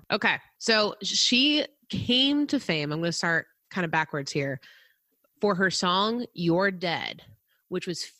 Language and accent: English; Pine Bush, New York, United States; my hometown where I grew up in New York is known as the UFO Central of the East Coast